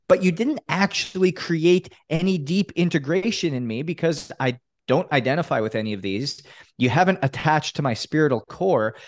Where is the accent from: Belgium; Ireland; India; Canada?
Canada; now in Miami, United States; growing up in Canada